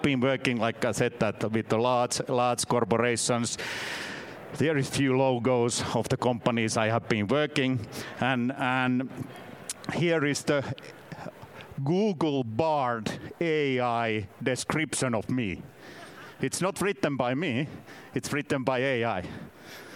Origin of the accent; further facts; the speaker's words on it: Finland; first language Finnish; English is a second language; I'm from Finland.